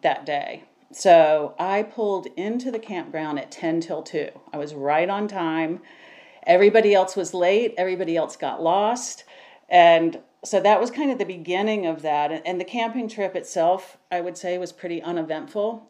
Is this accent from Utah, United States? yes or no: no; Savannah, Georgia, United States; I'm from Savannah, Georgia